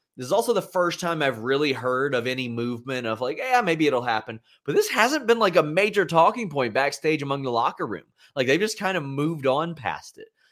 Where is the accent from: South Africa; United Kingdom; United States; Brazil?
United States; Lexington, Kentucky; my hometown airport